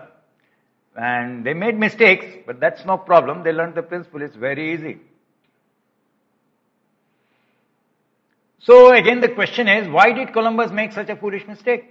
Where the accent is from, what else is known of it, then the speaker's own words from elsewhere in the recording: India; As an Indian